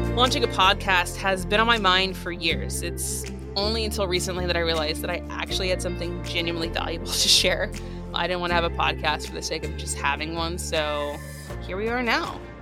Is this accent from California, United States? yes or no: yes; San Diego, California, United States; moved away as an adult; also born or lived in Los Angeles; now in New York, United States; I was in my hometown of San Diego